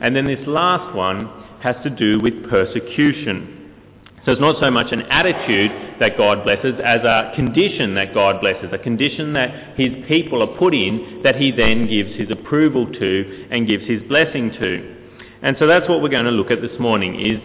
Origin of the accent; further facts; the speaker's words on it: Queensland, Australia; I was born in Queensland, and I was born in this little country hospital in the middle